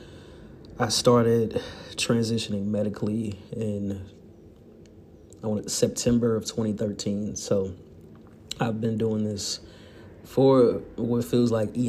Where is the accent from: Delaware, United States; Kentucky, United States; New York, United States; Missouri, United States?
Missouri, United States; St. Louis; growing up in St. Louis, Missouri